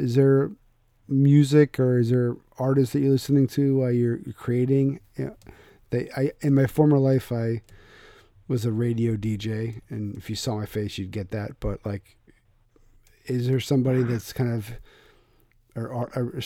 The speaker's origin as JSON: {"language": "English", "town": "Philadelphia", "region": "Pennsylvania", "country": "United States", "moved": "yes", "lives_now": "New England, United States", "said": "I'm from Philadelphia"}